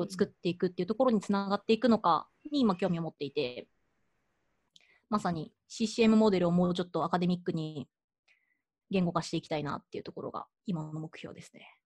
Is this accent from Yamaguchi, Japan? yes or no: yes; Yamaguchi, Japan; moved away; 私地元山口